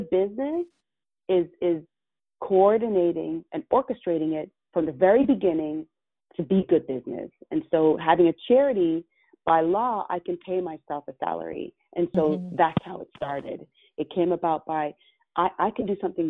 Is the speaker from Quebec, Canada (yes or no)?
no; Toronto, Ontario, Canada; also born or lived in Jamaica; as I was growing up in Toronto community housing